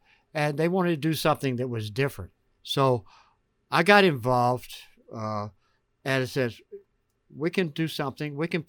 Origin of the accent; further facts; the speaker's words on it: Georgia, United States; moved away as an adult; Actually, I grew up in Georgia.